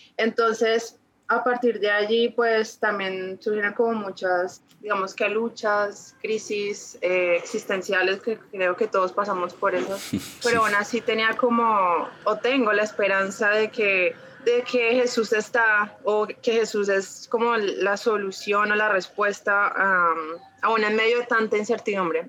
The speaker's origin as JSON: {"language": "Spanish", "town": "Ibagué", "region": "Tolima", "country": "Colombia", "tie": "born or raised there", "said": "Nací en Ibagué, bueno, soy de Ibagué"}